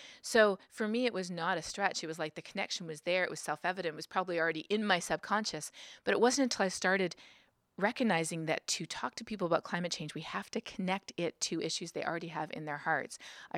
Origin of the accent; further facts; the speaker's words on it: Canada; moved away as an adult; now in United States; when I moved to the United States, I'm originally from Canada, when I moved to the United States, I realized that there are many people here in the United States who don't think climate change is real.